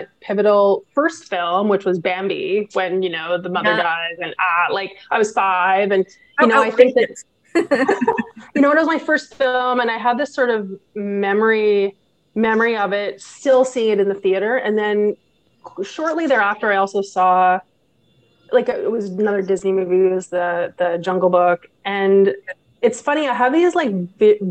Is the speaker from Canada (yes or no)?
yes; Quebec side of the Ottawa Valley, Canada; also born or lived in Gatineau, Quebec; I'm from the Ottawa Valley, originally from the Quebec side of the Ottawa Valley, from a town called Shawa, Quebec.